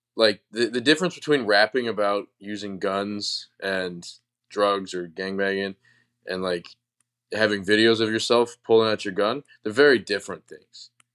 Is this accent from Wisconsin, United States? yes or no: yes; Wisconsin, United States; I'm from Wisconsin